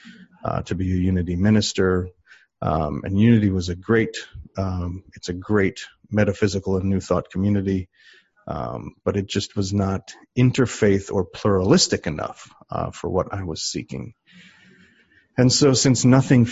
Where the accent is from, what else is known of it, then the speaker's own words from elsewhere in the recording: Medford, Wisconsin, United States; I was raised in a small UCC, Congregationalist Church in Medford, Wisconsin